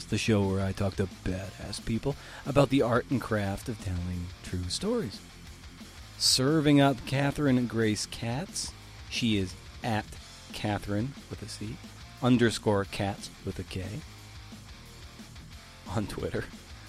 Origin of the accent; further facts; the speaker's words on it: Massachusetts, United States; Massachusetts, of course, that's my home state.